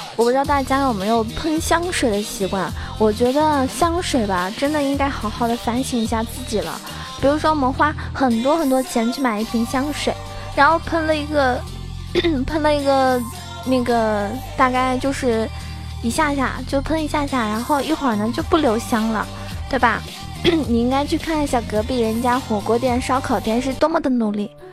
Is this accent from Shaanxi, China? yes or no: no; Zhejiang, China; 因为我是浙江人